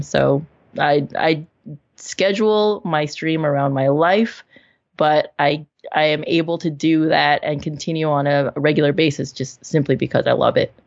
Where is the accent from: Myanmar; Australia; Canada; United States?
Canada; Vancouver, British Columbia; in my hometown, in Vancouver